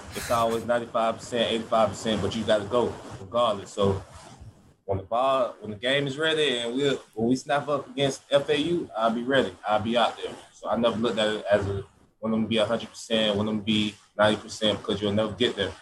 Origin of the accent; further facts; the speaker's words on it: Georgia, United States; moved away as an adult; now in Florida, United States; That's my hometown state